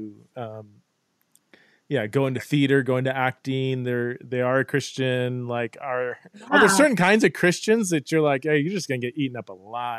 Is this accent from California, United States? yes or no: yes; Ventura County / North LA, California, United States; also born or lived in Westlake Village / Thousand Oaks / Fresno / Santa Clarita; I was born in Westlake, spent a couple of years in TO, then grew up in Fresno, then moved back to like Santa Clarita, Simi Valley. So mainly kind of like Ventura County-ish, North